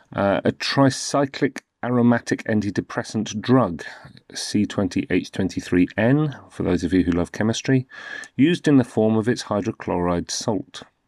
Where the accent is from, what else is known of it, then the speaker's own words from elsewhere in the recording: United Kingdom; I'm in the U K. I'm from the U K, as you can probably tell.